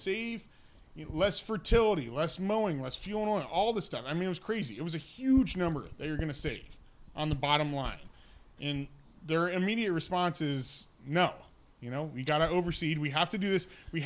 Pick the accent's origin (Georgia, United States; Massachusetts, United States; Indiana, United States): Indiana, United States; moved away; I grew up in Indiana.